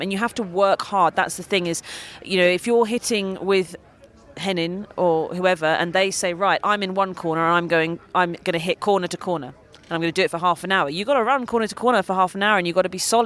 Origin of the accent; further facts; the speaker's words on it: United Kingdom; as a Brit